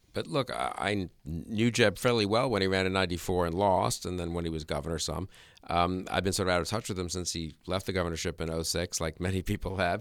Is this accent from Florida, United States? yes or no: no; New York, United States; I grew up in New York.